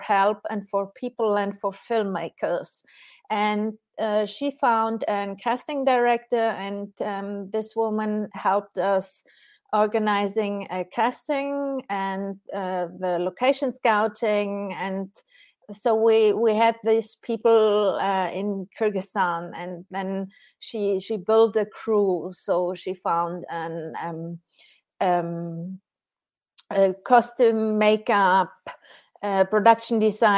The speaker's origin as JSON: {"language": "English", "country": "Germany", "moved": "yes", "lives_now": "Switzerland", "said": "I'm from Germany and living in Switzerland"}